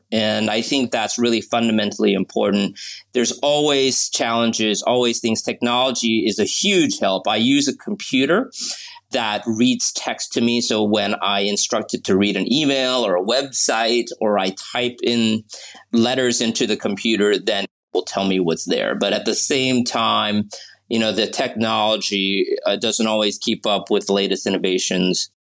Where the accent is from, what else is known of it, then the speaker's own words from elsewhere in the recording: Pittsburgh, Pennsylvania, United States; born there; also born or lived in New Orleans, United States; So going back, I was born in Pittsburgh, and I lived in New Orleans for a stretch as well when I was very young.